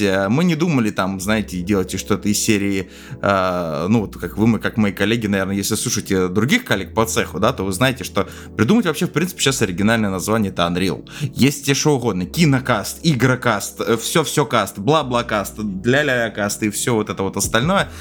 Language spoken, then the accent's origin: Russian; Moscow, Russia; я в москвич